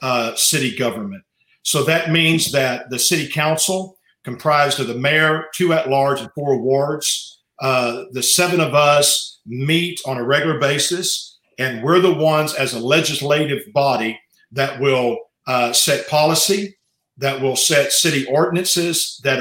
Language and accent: English; Beaumont, Texas, United States; I was born here in Beaumont, raised in this area